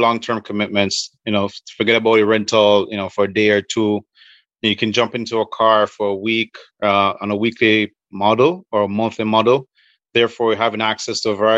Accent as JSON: {"language": "English", "country": "Jamaica", "said": "I'm from Jamaica"}